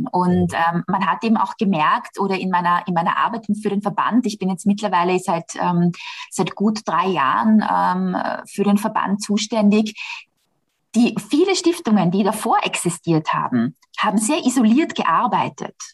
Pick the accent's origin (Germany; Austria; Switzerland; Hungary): Austria; ist das bei uns in Österreich gar nicht so.